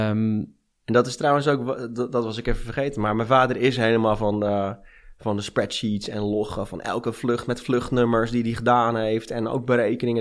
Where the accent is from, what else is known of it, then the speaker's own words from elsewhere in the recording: Amsterdam, North Holland, Netherlands; also born or lived in Rotterdam; now in Friesland, Netherlands; Ik ben in Amsterdam geboren